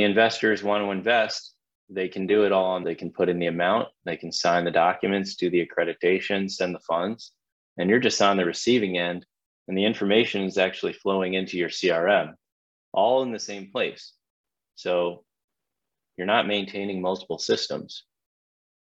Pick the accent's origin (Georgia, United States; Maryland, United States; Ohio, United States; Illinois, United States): Georgia, United States; Atlanta; I'm from Atlanta, Georgia